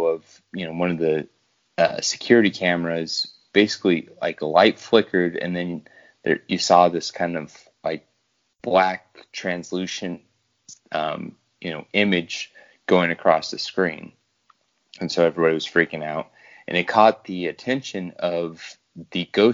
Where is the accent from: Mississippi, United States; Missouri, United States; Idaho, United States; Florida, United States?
Idaho, United States; I'm from the Idaho region, or state, as most people like to call it